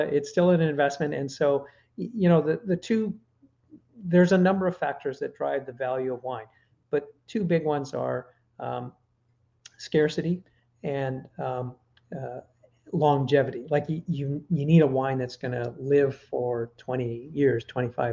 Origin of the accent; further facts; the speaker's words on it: Canada; I'm Canadian.